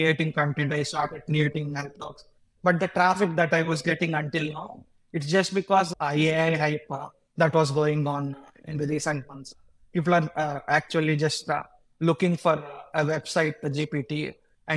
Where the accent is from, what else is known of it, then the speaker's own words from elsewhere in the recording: India; I'm from India, so that's where I grew up. And I'm currently living in my hometown